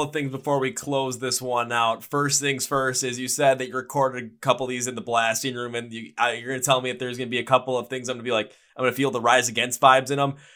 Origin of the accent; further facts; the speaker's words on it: Milwaukee, Wisconsin, United States; I am from Milwaukee